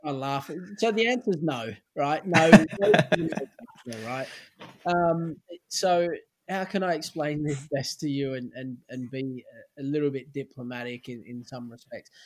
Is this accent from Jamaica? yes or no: no; Sydney, New South Wales, Australia; moved away as an adult; also born or lived in Stockport, England; my hometown club